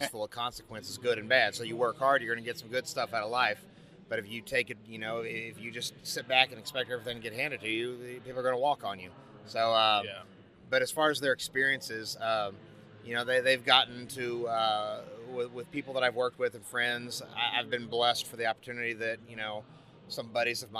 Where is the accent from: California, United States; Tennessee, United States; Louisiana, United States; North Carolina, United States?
California, United States; I grew up in California and I never got the new school supplies